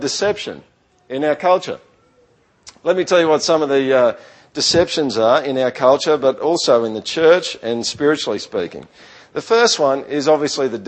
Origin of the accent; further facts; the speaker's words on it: Australia; accent: Aussie yokel; first language English; I've got some weird accent. I don't even know what it is. Maybe it's a Aussie yokel accent or something. But when I speak English, I speak my native language.